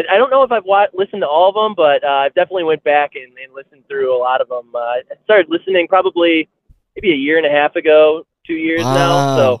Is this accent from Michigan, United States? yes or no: yes; Bay City, Michigan, United States; I'm actually from Bay City.